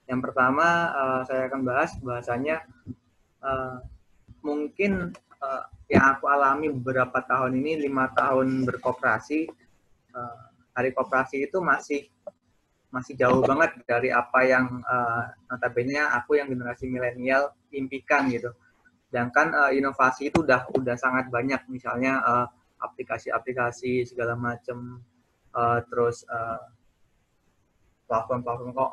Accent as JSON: {"language": "Indonesian", "region": "Lampung", "country": "Indonesia", "said": "saya asli orang Lampung cuman sukunya Jawa. Jadi mukanya bukan muka orang Lampung."}